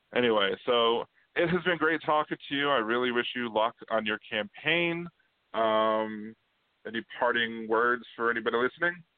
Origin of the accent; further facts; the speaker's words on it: Maryland, United States; moved away as an adult; now in New Orleans, United States; I was originally from Maryland